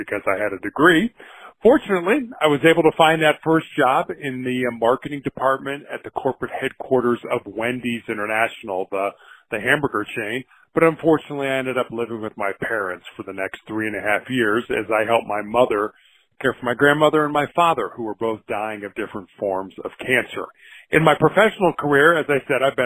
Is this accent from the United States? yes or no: yes; Chicago, Illinois, United States; moved away as an adult; also born or lived in Charleston, South Carolina / Santa Barbara, California / Houston, Texas; now in Denver, United States; I was born and raised in Chicago, Illinois